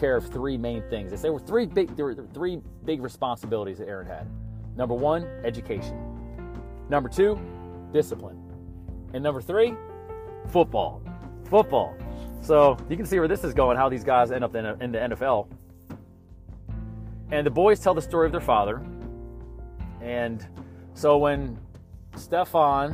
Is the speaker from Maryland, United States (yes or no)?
yes; Baltimore, Maryland, United States; I'm a Maryland guy, I was born in Baltimore.